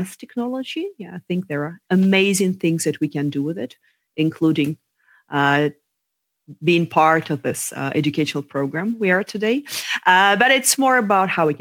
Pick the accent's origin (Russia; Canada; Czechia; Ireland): Russia; moved away as an adult; also born or lived in London; I was born in Russia